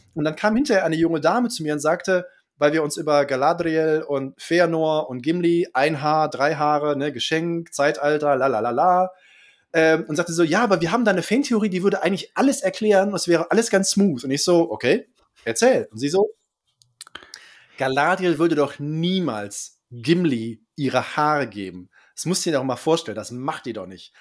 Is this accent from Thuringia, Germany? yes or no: yes; Jena, Thuringia, Germany; ich bin aus Jena